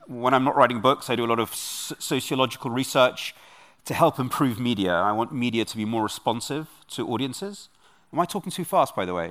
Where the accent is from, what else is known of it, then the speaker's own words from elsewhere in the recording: London, United Kingdom; also born or lived in Kyiv, Ukraine / Munich, Germany; I'm a Londoner. I grew up in Britain. I was nine months old when my parents left. Um, and I grew up in a part of London